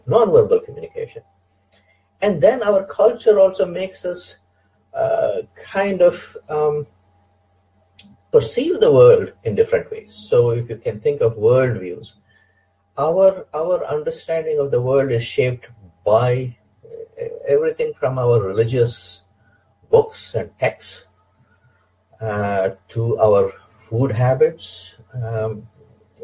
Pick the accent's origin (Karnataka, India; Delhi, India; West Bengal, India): Karnataka, India; moved away as an adult; also born or lived in Ramanagara / Dharwad / Belgaum / Bidar; now in United States; I was born in Karnataka, actually a small town close to Bangalore. It is now called Ramanagara. It used to be called Clospet. And so mostly I, you know, as a young boy, grew up in the south side of Karnataka, what we would call Old Mysore.